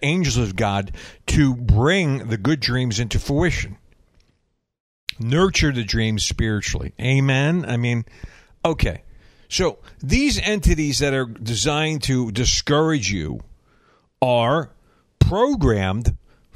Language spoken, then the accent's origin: English; the South, United States; I'm a Southerner